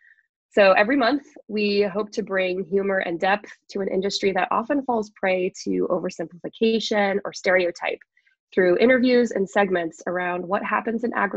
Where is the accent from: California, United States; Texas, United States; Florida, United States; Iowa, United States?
Iowa, United States; moved away as an adult; I am born and raised in Iowa